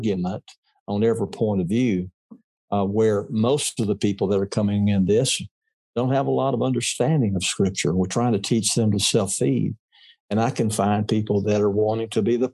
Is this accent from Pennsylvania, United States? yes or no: no; Mississippi, United States; I was a kid from Mississippi. I was raised in a culture that did not admire diversity.